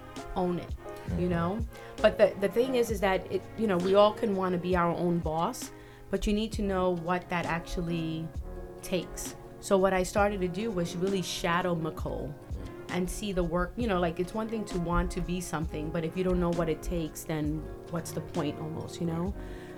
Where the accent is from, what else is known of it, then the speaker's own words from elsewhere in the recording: New York, United States; such an eye opener being a New Yorker